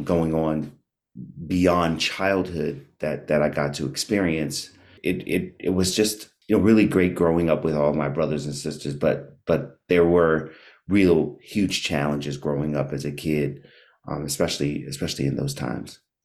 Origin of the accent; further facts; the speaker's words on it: Washington, District of Columbia, United States; also born or lived in Maryland; I grew up in Washington, D C, born and raised